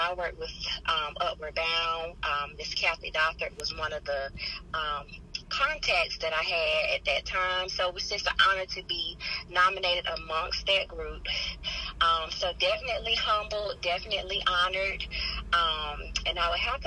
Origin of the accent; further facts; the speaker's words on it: College Park, Georgia, United States; moved away as an adult; now in Macon, United States; I'm actually a Macon transplant, as they say. I'm originally from College Park